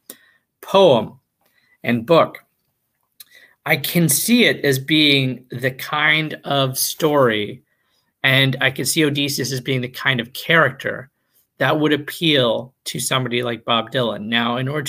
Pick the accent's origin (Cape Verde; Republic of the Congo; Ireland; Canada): Canada; I'm Canadian